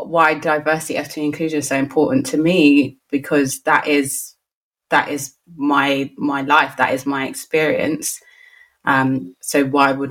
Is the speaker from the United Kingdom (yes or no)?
yes; London, United Kingdom; born and bred in Lambeth